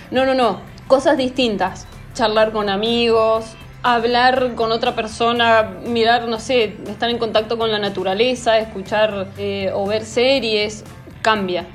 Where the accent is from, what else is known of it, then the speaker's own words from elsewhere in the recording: Argentina; como buena argentina que soy